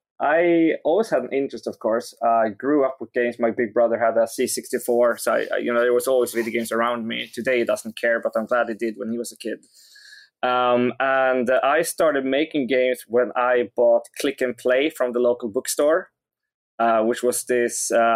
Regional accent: Skövde, Västra Götaland, Sweden; English is a second language; it was in this huge city, which was more than 10 times bigger than my hometown, called Skövde.

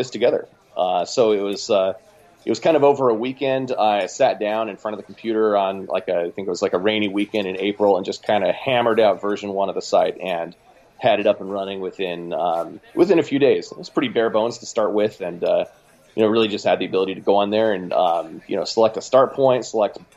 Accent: Oregon City, Oregon, United States; Oregon City, Oregon, which is outside of Portland

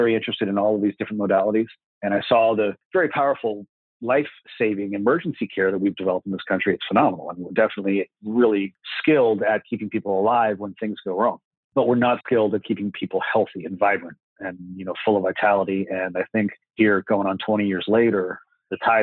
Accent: Florida, United States; I'm from Florida, hometown, and I've done all my schooling here

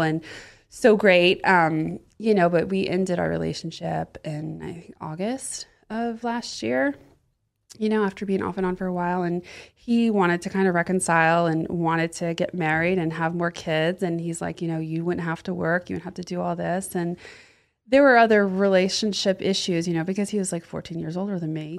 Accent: the South, Florida, United States; moved away as an adult; also born or lived in Austin; now in Los Angeles, United States; I grew up in the South

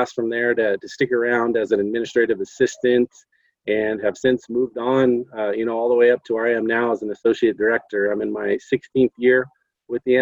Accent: Albuquerque, New Mexico, United States; I am here from New Mexico. I went to Manzano High School

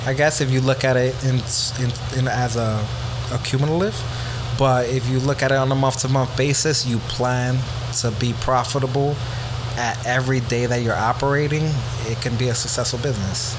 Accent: New York City, New York, United States; I came from the Bronx, being poor, being from a single parent household

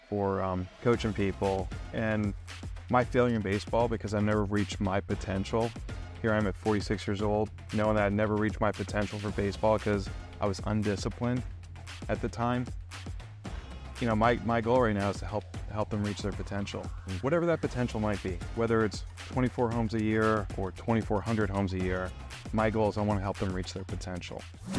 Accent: Gaithersburg, Maryland, United States; also born or lived in New York; I wasn't born in Maryland. I was born upstate New York, moved around for the first 12 years of my life, landed in Maryland, Gaithersburg, Quince Orchard boy.

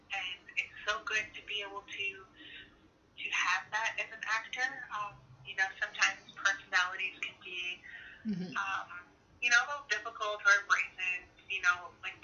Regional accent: Six Nations of the Grand River, Ontario, Canada; I'm Haudenosaunee from Six Nations, the Grand River Territory

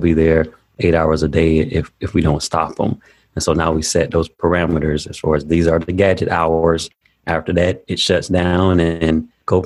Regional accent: Daytona Beach, Florida, United States; I grew up in Daytona Beach, Florida, about 15 minutes from the beach

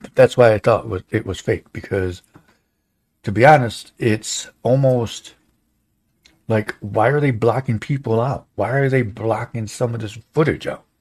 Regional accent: United States; we, as American citizens

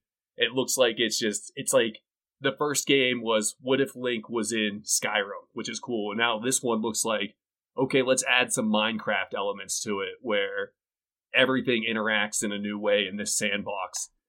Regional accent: Pittsburgh, Pennsylvania, United States; now in New Mexico, United States; I'm originally from Pittsburgh, but now I'm down in New Mexico.

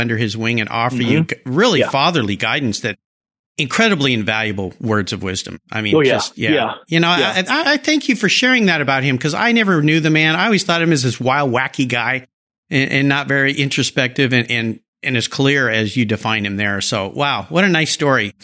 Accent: Southern California, United States; I grew up in Southern California as well.

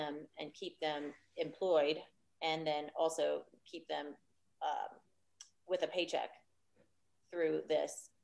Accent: Louisiana, United States; now in Austin, United States; I'm from Louisiana

